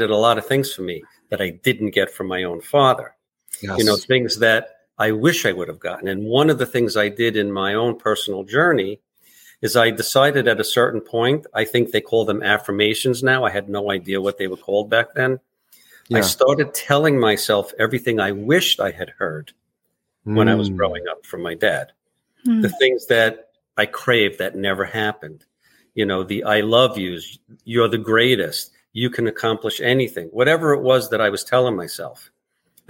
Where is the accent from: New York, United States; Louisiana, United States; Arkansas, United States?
New York, United States; New York City; now in Long Beach, New York, United States; we were both from Brooklyn